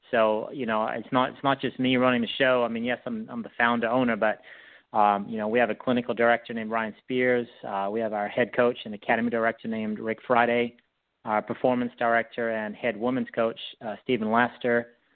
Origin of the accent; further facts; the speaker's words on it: South Africa; moved away as an adult; also born or lived in Whitehall, United States; now in United States; I grew up in South Africa.